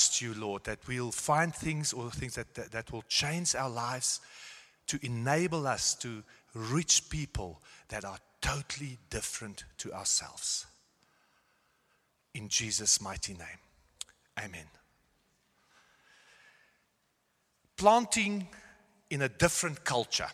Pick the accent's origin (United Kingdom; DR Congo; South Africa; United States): South Africa; moved away as an adult; also born or lived in Netherlands; now in Germany; And I was born in South Africa, gone to Afrikaans school